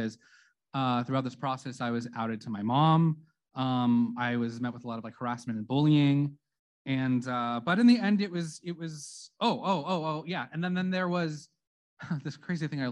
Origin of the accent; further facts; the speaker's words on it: Santa Clarita, California, United States; I'm from Santa Clarita, which is a historically, politically, and religiously conservative city